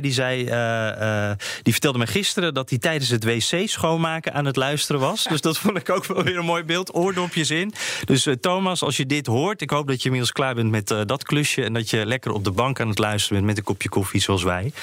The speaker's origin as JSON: {"language": "Dutch", "country": "Netherlands", "said": "Wij Nederlanders"}